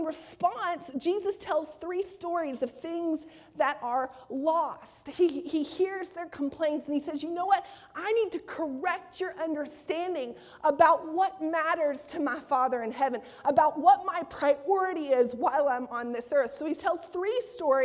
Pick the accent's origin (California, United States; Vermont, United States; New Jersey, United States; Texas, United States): Texas, United States; accent: Texas; my Texas accent